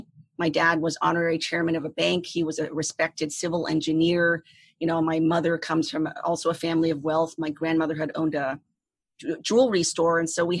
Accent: Saigon, Ho Chi Minh City, Vietnam; born there; Yeah, I was born in Saigon, Vietnam in 1974, which was only 1 year before the communists came, you know, and basically took Saigon.

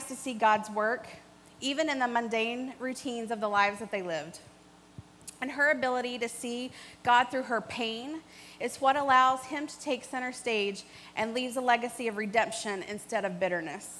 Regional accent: Kentucky, United States; moved away; I'm from Kentucky, born and raised there.

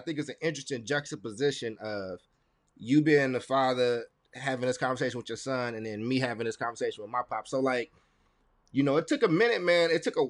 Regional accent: Chicago, Illinois, United States; also born or lived in Kentucky; So I was born in Chicago and moved in between Chicago and Kentucky.

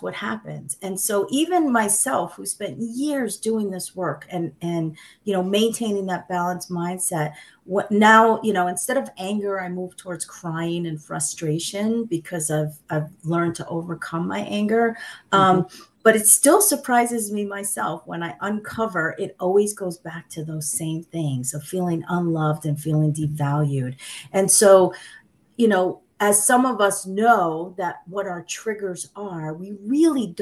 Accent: United States; English is a second language; My parents are Sicilian immigrants. They came to the United States in 1961. I was born in 65.

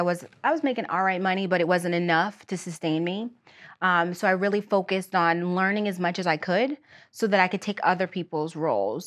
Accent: outside Erie, Pennsylvania, United States; I was born outside of Erie, P

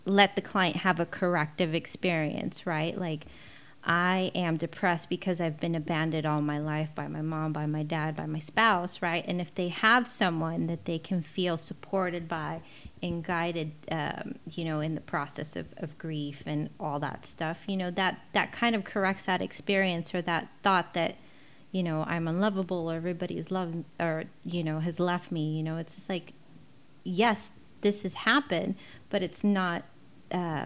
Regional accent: La Mirada, California, United States; also born or lived in Mexico City, Mexico / Hacienda Heights; now in Whittier, United States; I am not from Whittier. I grew up in La Mirada. I was born in Mexico City

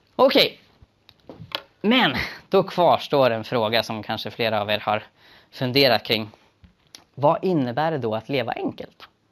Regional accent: Sweden; den levnadsstandard vi har i Sverige

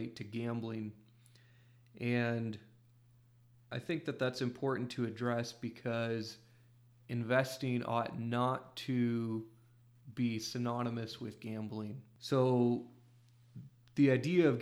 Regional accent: Iowa, United States; in my home state of Iowa

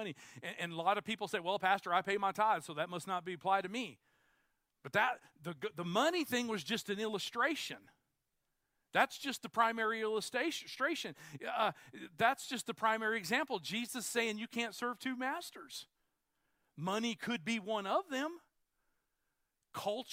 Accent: United States; I'm an American

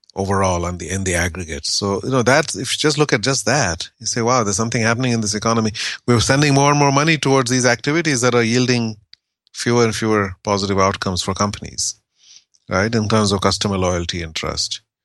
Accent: India; I grew up in India in the, in the seventies

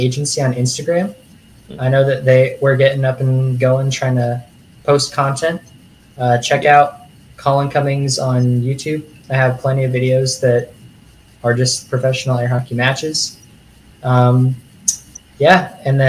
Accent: Houston, Texas, United States; now in San Antonio, United States; I'm from Houston

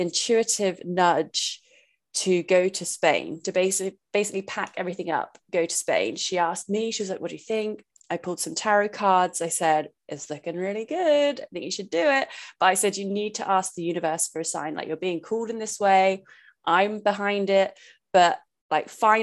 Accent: England, United Kingdom; I'm from England. I know bad weather

